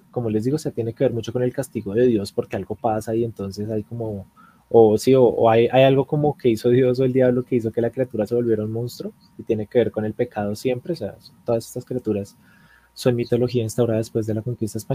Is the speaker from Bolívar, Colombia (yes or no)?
no; Bogotá, Colombia; Yo soy de Bogotá.